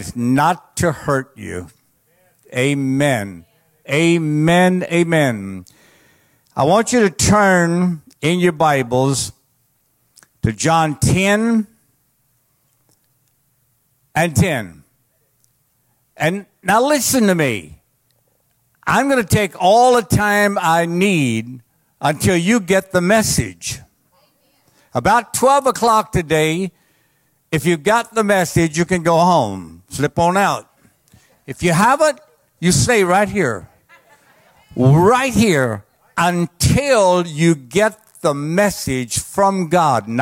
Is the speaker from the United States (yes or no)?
yes; Cajun, Louisiana, United States; I'm a Cajun